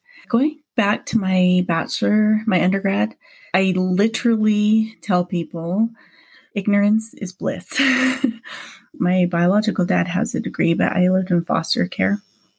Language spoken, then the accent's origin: English; Hawaii, United States; also born or lived in Provo, United States; now in Utah, United States; I was born in Provo, Utah when my parents were here just for a short stay and then moved back to Hawaii. My family moved here when my dad decided he wanted us to have a better education.